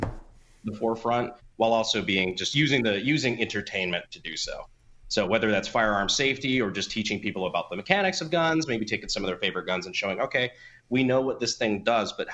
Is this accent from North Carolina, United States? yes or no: yes; Fayetteville, North Carolina, United States; I grew up in Fayetteville, North Carolina, kind of on Fort Bragg